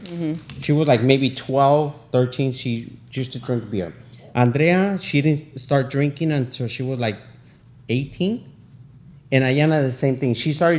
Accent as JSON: {"language": "English", "region": "Durango", "country": "Mexico", "tie": "born or raised there", "moved": "yes", "lives_now": "United States", "said": "I was born in Durango, Mexico."}